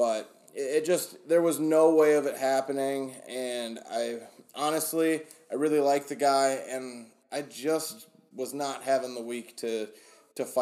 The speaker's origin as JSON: {"language": "English", "region": "Michigan", "country": "United States", "said": "We are from Michigan"}